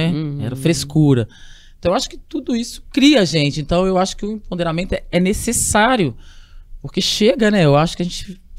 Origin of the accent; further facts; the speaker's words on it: Minas Gerais, Brazil; also born or lived in world; Tem muita gente que nem sabe que eu sou mineira, né? E mineira raiz.